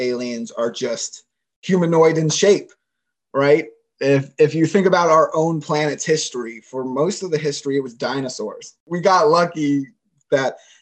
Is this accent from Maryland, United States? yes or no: no; Sarasota, Florida, United States; I'm from Sarasota